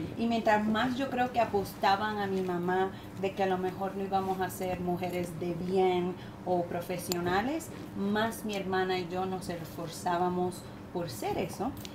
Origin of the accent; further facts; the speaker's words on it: Puerto Rico; yo soy puertorriqueña latina.